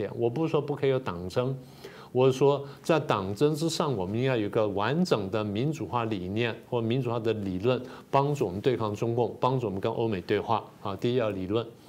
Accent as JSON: {"language": "Chinese", "country": "Taiwan", "said": "我们台湾人"}